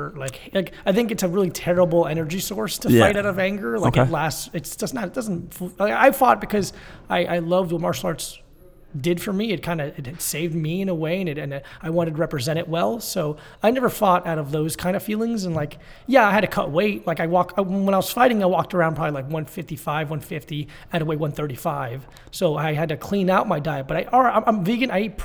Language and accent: English; Florida, United States; Broward County, like Fort Lauderdale, Miami area.